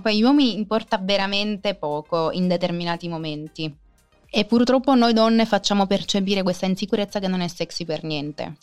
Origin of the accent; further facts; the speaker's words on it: Sicily, Italy; io sono nata in Sicilia, sono cresciuta in Sicilia